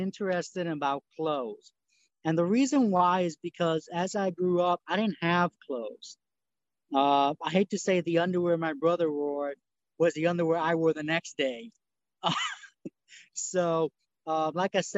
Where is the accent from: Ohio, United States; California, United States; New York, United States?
New York, United States; English is a second language; now in Tennessee, United States; I'm from New York. I currently live in Tennessee